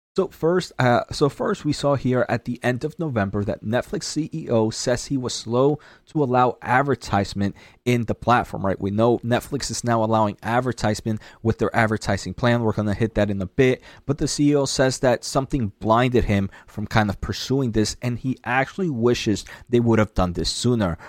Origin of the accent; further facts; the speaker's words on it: New Jersey, United States; New Jersey. Uh, so that's my home state